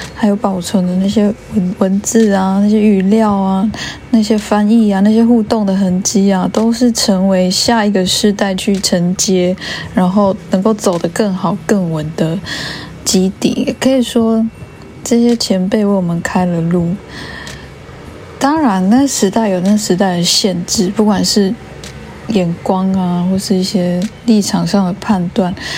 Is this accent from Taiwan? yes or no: yes; Taiwan; 我们五零年代、六零年那时候，台湾发生什么事？